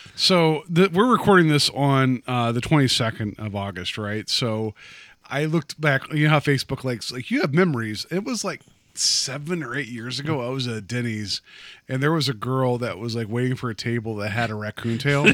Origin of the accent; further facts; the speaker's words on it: West Virginia, United States; I grew up in West Virginia